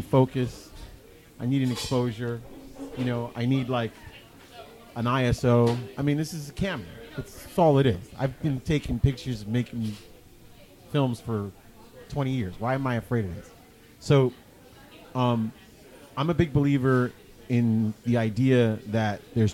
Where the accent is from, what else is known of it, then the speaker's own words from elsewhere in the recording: New York City, New York, United States; also born or lived in Brooklyn; I was born in Brooklyn. I was raised in Queens.